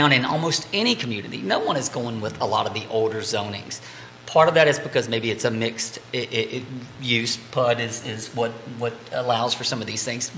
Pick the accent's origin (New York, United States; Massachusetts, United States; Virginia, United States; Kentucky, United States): Virginia, United States; Greene County; born and raised in Green, and I still live in a rural area